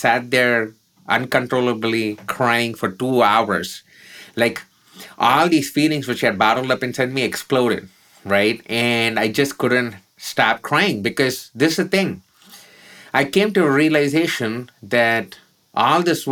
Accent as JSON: {"language": "English", "town": "Chennai", "region": "Tamil Nadu", "country": "India", "tie": "born or raised there"}